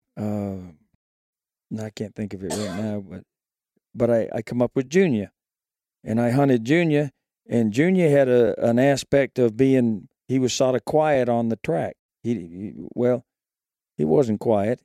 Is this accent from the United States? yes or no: yes; Maine, United States; now in Shelby, Alabama, United States; I grew up in a little town off the coast of Maine